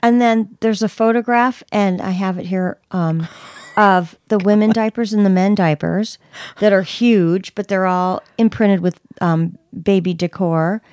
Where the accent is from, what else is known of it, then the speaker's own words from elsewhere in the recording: Bay Area, California, United States; I'm from the Bay Area